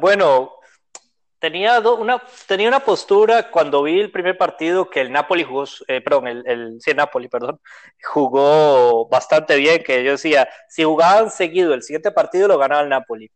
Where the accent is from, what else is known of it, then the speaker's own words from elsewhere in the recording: Costa Rica; soy de Costa Rica